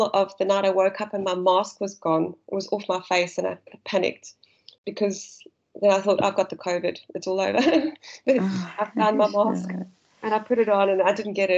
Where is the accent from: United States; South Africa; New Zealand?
South Africa; accent: South African; now in Australia; my South African accent.